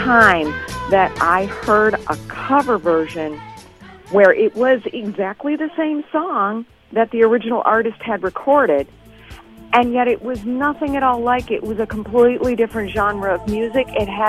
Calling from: Evanston, Illinois, United States; I'm calling from Evanston.

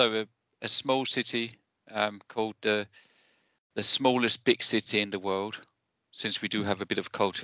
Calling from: Aarhus, Central Denmark Region, Denmark; I'm coming in from Aarhus, or just north of Aarhus, which is a small city in Denmark.

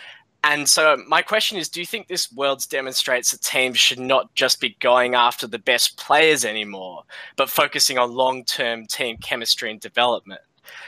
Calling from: Perth, Western Australia, Australia; accent: Australian; I'm calling from Perth in Australia.

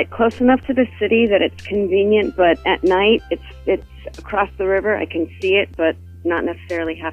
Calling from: Hoboken, New Jersey, United States; I am in Hoboken, New Jersey, which is uh, right across the river from New York City.

